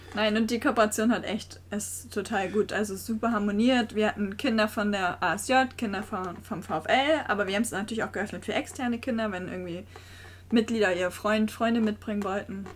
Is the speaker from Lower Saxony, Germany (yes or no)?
no; Geesthacht, Schleswig-Holstein, Germany; ich wohne auch schon immer in Geestach